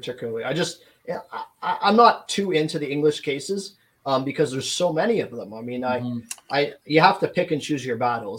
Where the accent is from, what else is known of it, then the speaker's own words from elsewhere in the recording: Canada; because I'm from Canada, I've been looking into a lot of Canadian cases.